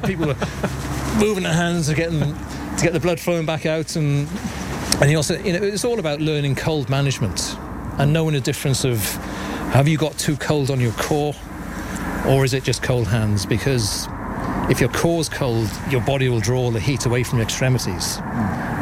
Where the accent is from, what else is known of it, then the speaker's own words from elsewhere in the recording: West Wales, United Kingdom; moved away as an adult; now in Corrofin, Ireland; I'm originally from Wales, but I've, I've lived up here for nigh on 20 years now.